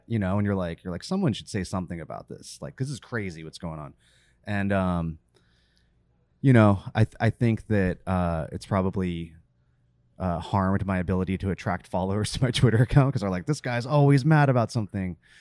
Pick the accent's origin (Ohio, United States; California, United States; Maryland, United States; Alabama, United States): California, United States; born or raised there; also born or lived in Virginia